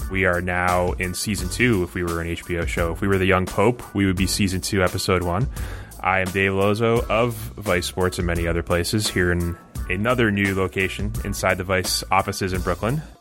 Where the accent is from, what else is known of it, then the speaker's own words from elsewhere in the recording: Canada; I know as a Canadian, that's a big day. It's a big thing for Canada.